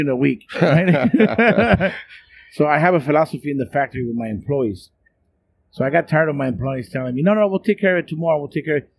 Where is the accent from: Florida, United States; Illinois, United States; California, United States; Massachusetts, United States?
California, United States; San Diego; also born or lived in La Mirada, California / Orange County, California; I'm originally from San Diego, born, and I was raised there until I was 13. Then we moved to LA County